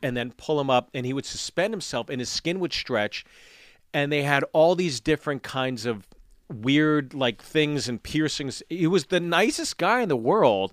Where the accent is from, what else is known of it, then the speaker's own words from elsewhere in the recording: Pittsburgh, Pennsylvania, United States; growing up in Pittsburgh